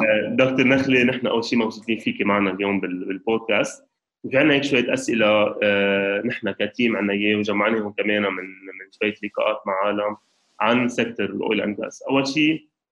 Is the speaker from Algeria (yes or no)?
no; Lebanon; نحن كلبنانيه